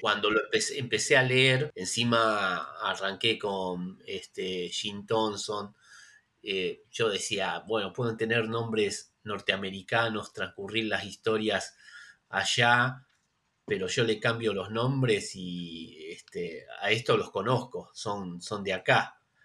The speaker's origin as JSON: {"language": "Spanish", "town": "Isidro Casanova", "region": "Buenos Aires Province", "country": "Argentina", "tie": "born or raised there", "said": "Yo soy nacido y criado en Isidro Casanova, que es lo que se conoce como el conurbano, acá en la provincia de Buenos Aires"}